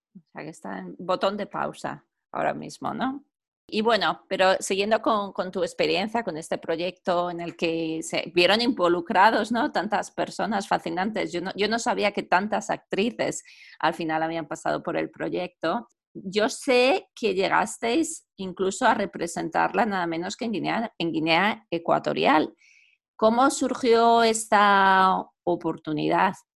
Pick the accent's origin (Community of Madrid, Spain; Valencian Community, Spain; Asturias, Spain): Community of Madrid, Spain; Madrid; moved away; yo, como sabes, soy de Madrid